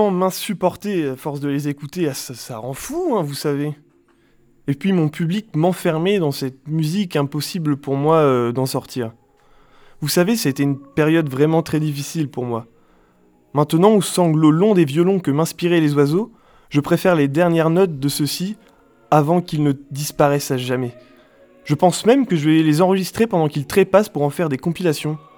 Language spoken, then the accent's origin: French; Avignon, Provence-Alpes-Côte d'Azur, France; born there; Je suis né à Avignon, mon père était professeur d'anglais et ma mère poète.